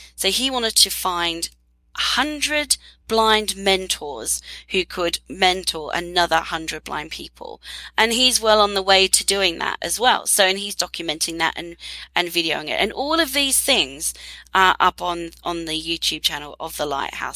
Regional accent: Australia; moved away; Australia, my home country

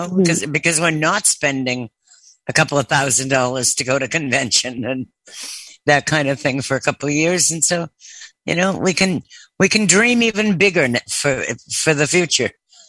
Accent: Boston, Massachusetts, United States; I'm originally from the Boston area. We have a thing about, we're not going to get into the explanation of when we use the letter R and when we don't.

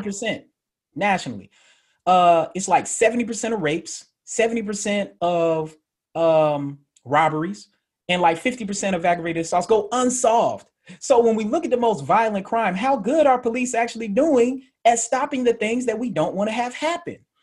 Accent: Murfreesboro, Tennessee, United States; also born or lived in Atlanta, Georgia / Memphis, Tennessee; I'm originally from Murfreesboro. So, for people in Memphis, that'll be familiar to them. For people who aren't, that's in Middle Tennessee by Nashville. Uh, grew up in Atlanta, moved back to Murfreesboro, went to Riverdale High School

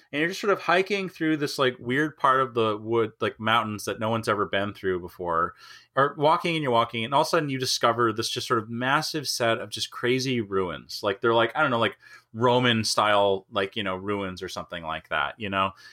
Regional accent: Minnesota, United States; moved away; I grew up in Minnesota.

